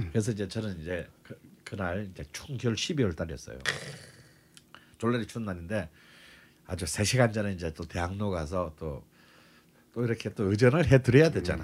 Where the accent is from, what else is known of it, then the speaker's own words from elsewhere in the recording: South Gyeongsang, South Korea; 그리고 같은 또 경남 출신이야.